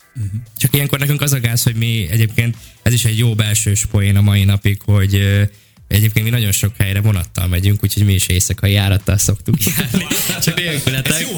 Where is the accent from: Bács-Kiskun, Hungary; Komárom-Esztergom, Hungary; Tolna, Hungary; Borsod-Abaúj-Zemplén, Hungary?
Bács-Kiskun, Hungary; moved away as an adult; now in Budapest, Hungary; Bács megyei vagyok vidéki, és amikor egyetem miatt felkerültem Pestre